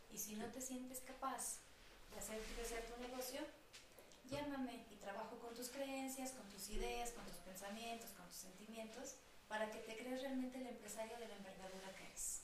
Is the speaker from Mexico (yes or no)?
yes; Aguascalientes, Mexico; moved away as an adult; also born or lived in Querétaro; now in Mexico City, Mexico; yo soy de Aguascalientes, tengo toda mi red de psicólogos de allá